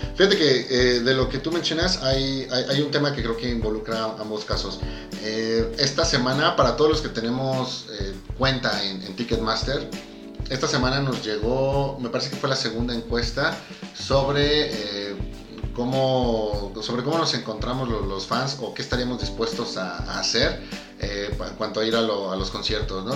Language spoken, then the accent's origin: Spanish; Mexico; somos los mexicanos